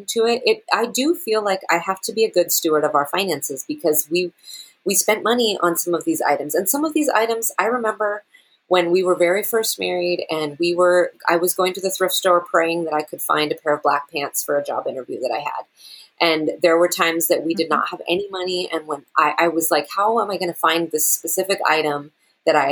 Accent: Seattle, Washington, United States; now in Germany; I'm from Seattle.

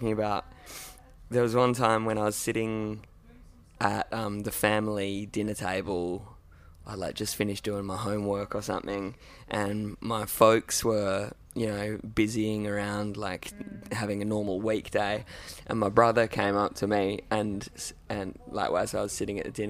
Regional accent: Derby, Western Australia, Australia; also born or lived in Perth; I actually grew up in Derby.

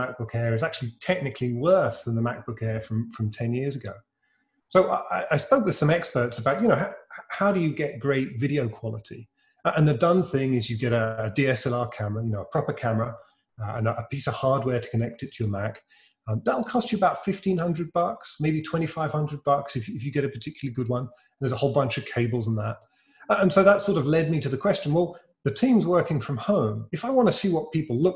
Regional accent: United Kingdom; accent: British; Reincubate's a British software company. That's my peculiar accent.

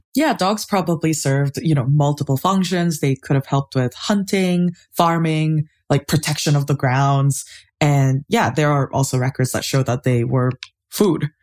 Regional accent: Seoul, South Korea; I grew up in Seoul, and my grandparents had a bunch of dogs

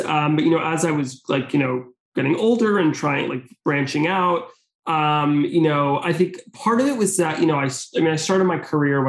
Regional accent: Bergen County, New Jersey, United States; growing up in Bergen County, there's so many restaurants. So there's always places to try. And also living near the city

